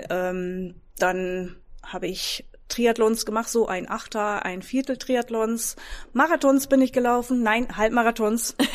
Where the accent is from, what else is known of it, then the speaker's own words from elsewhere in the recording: Netherlands; now in Emlichheim, Germany; Ähm, ur ursprünglich komme ich aus den Niederlanden, und ich bin im Moment 47 Jahre alt, habe drei Kinder